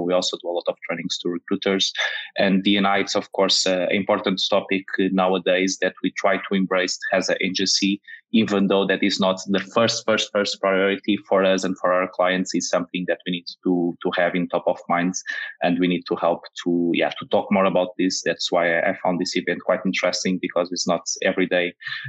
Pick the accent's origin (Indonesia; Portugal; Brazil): Portugal; moved away; also born or lived in Amsterdam, Netherlands; I'm from Portugal